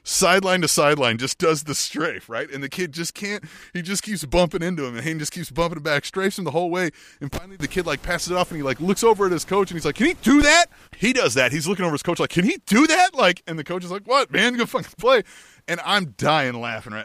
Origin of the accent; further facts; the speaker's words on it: Manhattan, Kansas, United States; now in Kansas City, United States; I grew up in Manhattan, Kansas town